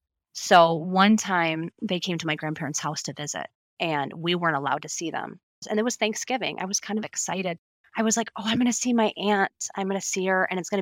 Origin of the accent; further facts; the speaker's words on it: Illinois, United States; also born or lived in six different states; my home state is Illinois. I was born in Illinois. Both my parents are from Illinois.